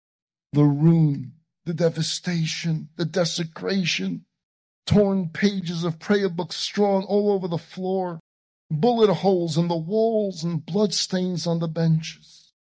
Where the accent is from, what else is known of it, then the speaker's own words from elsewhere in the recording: Vilnius, Vilnius County, Lithuania; So I decided to go back to my hometown of Vilna.